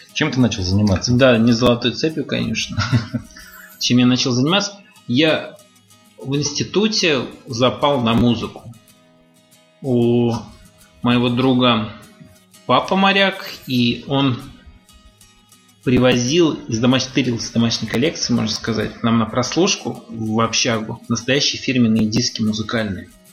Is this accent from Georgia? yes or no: no; Ukraine; moved away as an adult; also born or lived in Tajikistan; now in Russia; 10 лет я прожил в Украине, где получил, кстати, золотую медаль.